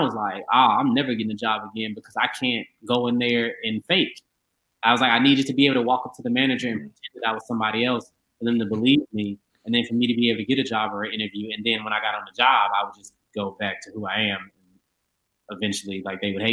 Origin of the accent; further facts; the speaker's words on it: Memphis, Tennessee, United States; also born or lived in Maryland; I grew up outside of the city limits. I'm kind of like in this weird in-between place. Like, I'm in between Hickory Hill, Collierville, and Germantown